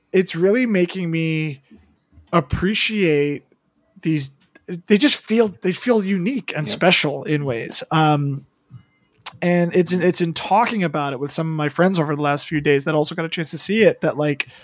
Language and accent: English; United States; my own kind of mixed background and being Chinese American